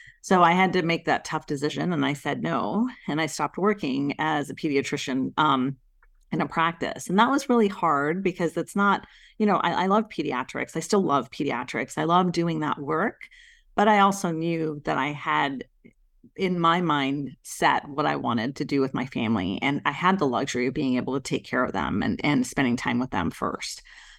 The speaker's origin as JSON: {"language": "English", "country": "India", "said": "my husband is Italian, and obviously I'm from India. My parents were born in India."}